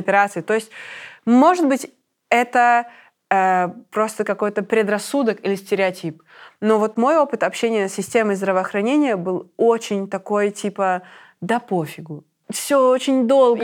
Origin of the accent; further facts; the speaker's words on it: Minsk, Belarus; moved away as an adult; now in Berlin, Germany; я минчанка